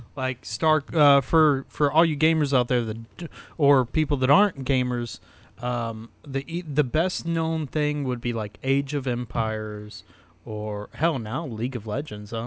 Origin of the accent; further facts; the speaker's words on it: the South, United States; growing up in the South